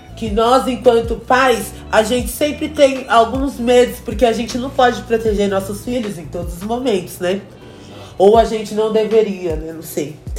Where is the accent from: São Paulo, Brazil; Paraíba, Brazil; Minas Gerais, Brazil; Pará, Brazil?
São Paulo, Brazil; Francisco Morato; eu sou lá de Francisco Morato